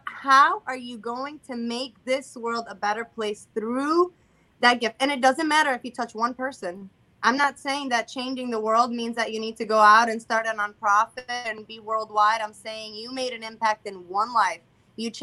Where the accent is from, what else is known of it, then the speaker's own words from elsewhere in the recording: Puerto Rico; I'm Hispanic because I was born Puerto Rican